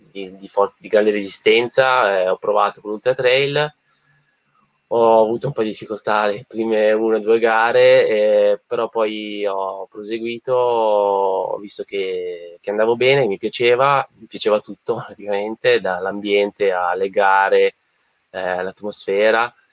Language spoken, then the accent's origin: Italian; Busto Arsizio, Lombardy, Italy; io sono originario di Bustarsizio, eh, provincia di Varese.